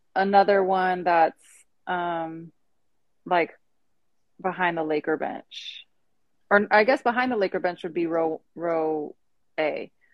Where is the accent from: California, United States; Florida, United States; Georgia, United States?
California, United States; moved away; also born or lived in Los Angeles; I'm from California